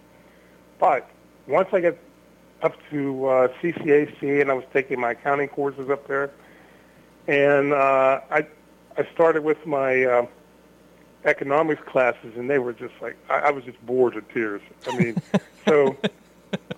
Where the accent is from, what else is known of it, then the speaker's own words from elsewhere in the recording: Penn Hills, Pennsylvania, United States; also born or lived in St. Clair Village, Pittsburgh / Northview Heights, Pittsburgh; I was in Penn Hills from the time I was 7 years old till the time that that I got married at 28